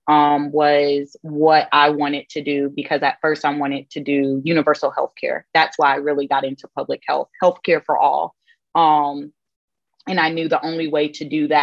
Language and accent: English; Hinesville, Georgia, United States; I am from Georgia, just South Georgia. I'm from Hinesville, Georgia